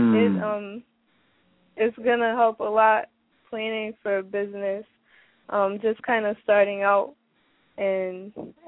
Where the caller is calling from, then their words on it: Springfield, Massachusetts, United States; I'm calling from Springfield, Massachusetts